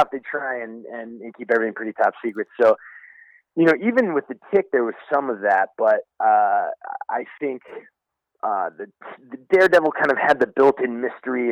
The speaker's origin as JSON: {"language": "English", "region": "Indiana", "country": "United States", "tie": "born or raised there", "moved": "yes", "said": "I'm from Indiana originally, a little farming Amish community in northern Indiana"}